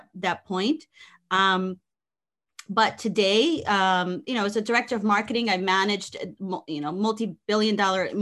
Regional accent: New Jersey, United States; moved away as an adult; also born or lived in Ponce, Puerto Rico; now in South Florida, United States; So I was born in Ponce, Puerto Rico. We moved to Jersey when I was about 3-4 years old. So yes, I grew up in Jersey.

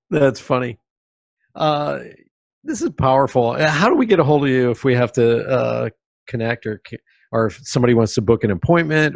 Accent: Pennsylvania, United States; moved away; also born or lived in New York City; I was growing up in Pennsylvania

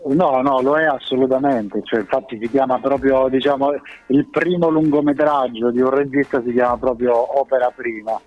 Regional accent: Calabria, Italy; now in Rome, Italy; la mia identità da calabrese, pur essendo che ormai vivo da tantissimo tempo a Roma

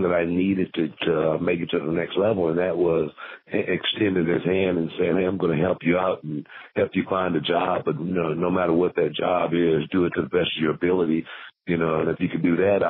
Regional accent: Houston, Texas, United States; growing up in South Park

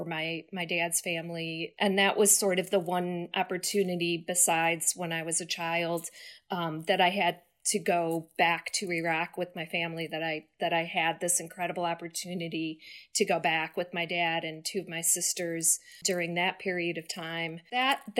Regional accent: Detroit, Michigan, United States; I grew up in Detroit

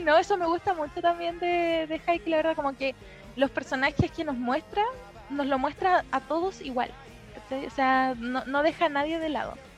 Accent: Lampa, Santiago Metropolitan Region, Chile; Yo soy de Lampa

